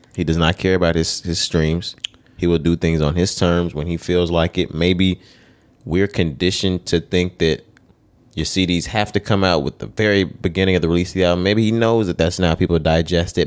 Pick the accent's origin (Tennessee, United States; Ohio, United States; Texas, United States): Texas, United States; we from Texas. We from the South